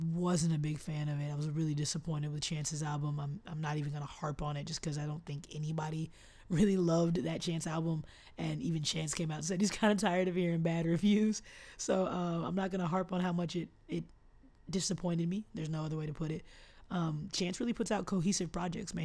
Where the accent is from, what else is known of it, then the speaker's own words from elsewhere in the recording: Austin, Texas, United States; my hometown